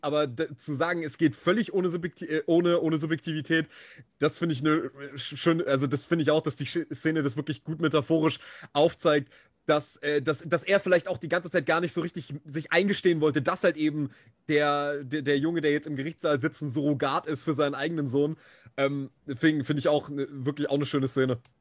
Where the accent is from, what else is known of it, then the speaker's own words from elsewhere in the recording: Germany; hier jetzt bei uns in Deutschland